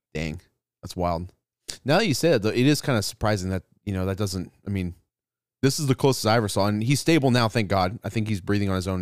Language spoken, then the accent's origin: English; California, United States; now in Texas, United States; I'm from California